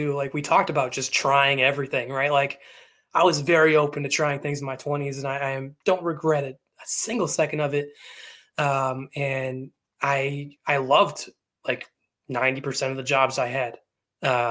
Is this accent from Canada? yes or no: yes; Vancouver, British Columbia, Canada; in my hometown, in like the Vancouver area